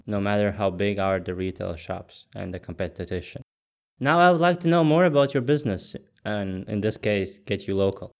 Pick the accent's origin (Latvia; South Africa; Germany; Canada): Latvia; moved away; I'm originally from Latvia